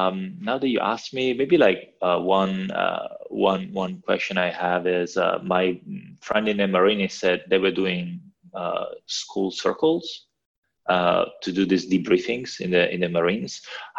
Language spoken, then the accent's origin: English; Italy; English is a second language; I'm from Italy, so I think